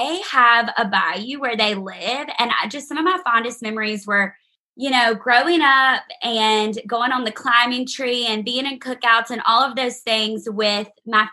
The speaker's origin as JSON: {"language": "English", "town": "Alexandria", "region": "Louisiana", "country": "United States", "tie": "born or raised there", "moved": "as an adult", "lives_now": "Auburn, United States", "said": "I'm from Louisiana. I grew up in Alexandria, Louisiana"}